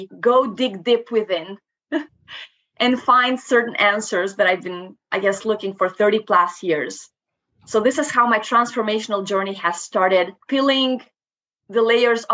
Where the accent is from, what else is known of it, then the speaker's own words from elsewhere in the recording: Moldova; first language Romanian; English is a second language; moved away as an adult; now in Canada; I'm originally from Moldova. I actually moved to Canada back in 2010.